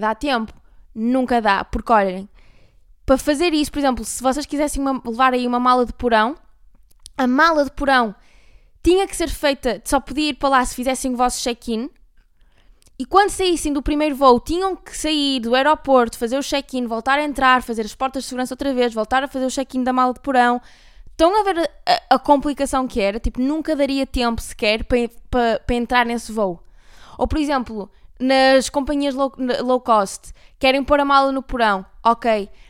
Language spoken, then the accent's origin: Portuguese; Porto, Norte, Portugal; accent: Porto accent; moved away; sempre que venho ao Porto parece que recarrego o meu sotaque sem querer